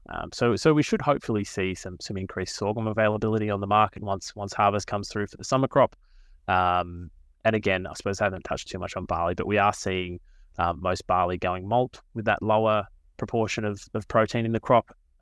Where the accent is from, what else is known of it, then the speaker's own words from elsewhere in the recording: Australia; I'm from the Mallee region, um, so kind of grew up around agriculture